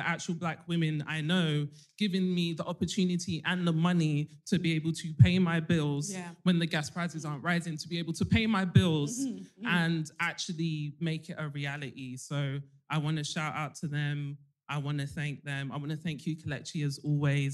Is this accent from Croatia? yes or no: no; London, United Kingdom; I'm 28. I'm from South London.